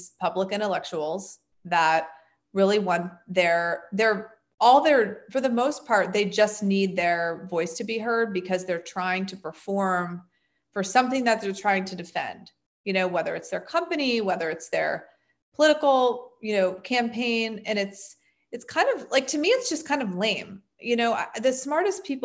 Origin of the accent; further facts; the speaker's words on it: United States; As an American woman